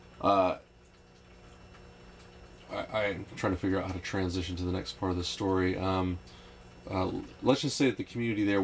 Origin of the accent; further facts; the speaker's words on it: Oklahoma City, Oklahoma, United States; moved away as an adult; also born or lived in East Texas; I was raised in Oklahoma City